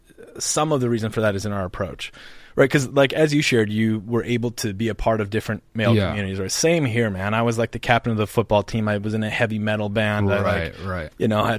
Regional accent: North Dakota, United States; moved away; I grew up in North Dakota

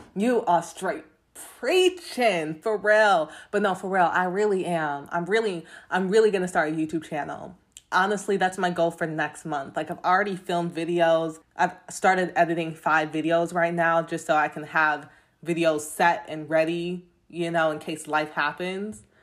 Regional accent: London, United Kingdom; now in United States; I was born in London. I grew up in London, but then I moved to America. So I got this funny accent

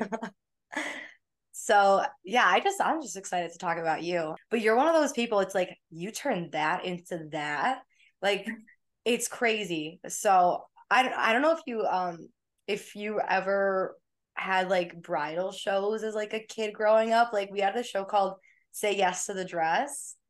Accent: United States; as like an American.

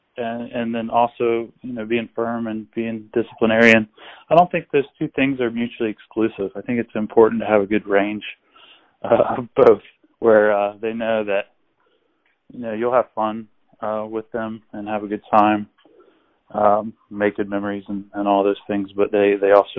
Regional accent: Cincinnati, Ohio, United States; I grew up in Cincinnati

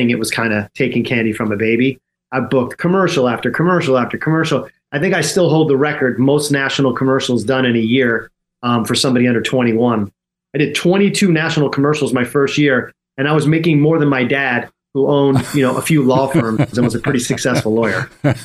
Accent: Cherry Hill, New Jersey, United States; also born or lived in New York City; I guess I'm from the Philadelphia area, but my life was in the city

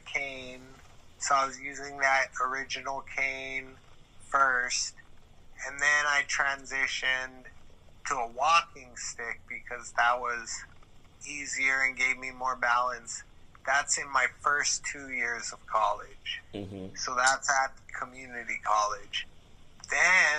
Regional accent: Hawaii, United States; I'm thankful to live here, feel very happy to be born and raised in Hawaii

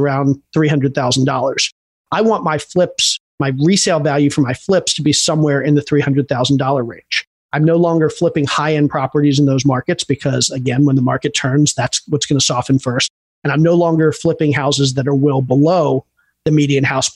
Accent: Baltimore, Maryland, United States; moved away as an adult; also born or lived in Atlanta, Georgia; I grew up in Baltimore

